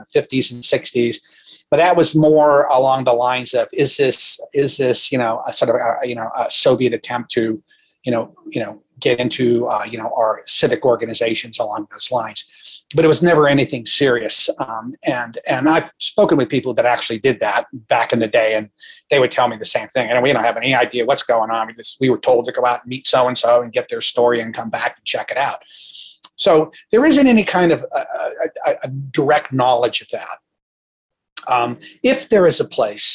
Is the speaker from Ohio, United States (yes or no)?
yes; northeastern Ohio, United States; I grew up in Ohio, in northeastern Ohio